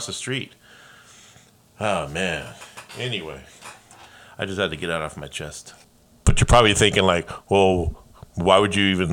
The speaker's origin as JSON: {"language": "English", "town": "Los Angeles", "region": "California", "country": "United States", "moved": "yes", "lives_now": "Oregon, United States", "said": "I'm from Los Angeles"}